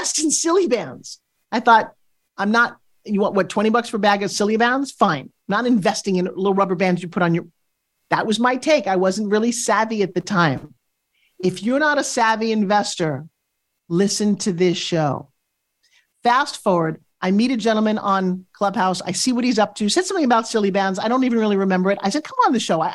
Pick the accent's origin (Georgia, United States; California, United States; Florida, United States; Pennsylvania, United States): Florida, United States; St. Petersburg; welcome to my hometown.